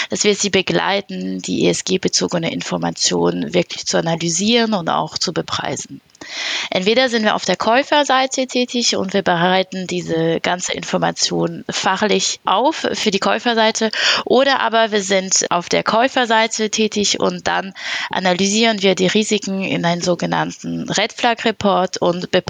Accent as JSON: {"language": "German", "country": "France", "second_language": "German", "said": "Ich bin Französin und habe über elf Jahre Berufserfahrung"}